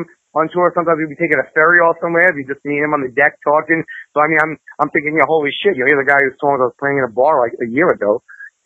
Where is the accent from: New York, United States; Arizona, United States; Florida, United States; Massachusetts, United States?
New York, United States; New York City; I'm from Queens, New York